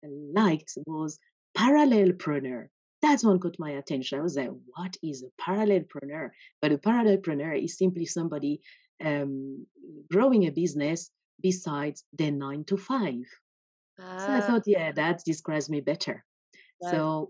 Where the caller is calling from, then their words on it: Norway; I'm connecting from Norway.